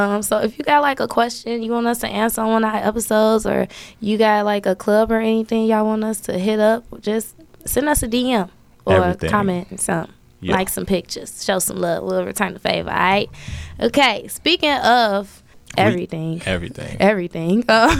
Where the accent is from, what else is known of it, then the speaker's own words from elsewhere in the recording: Chicago, Illinois, United States; I'm born and raised Chicago, Illinois, West Side.